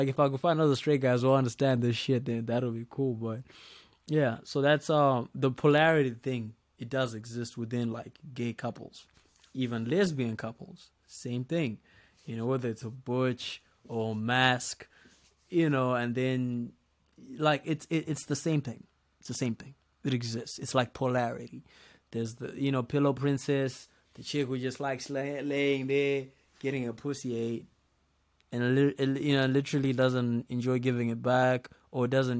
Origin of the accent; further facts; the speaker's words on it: Zimbabwe; the culture back in my country, you know, because I'm Zimbabwean.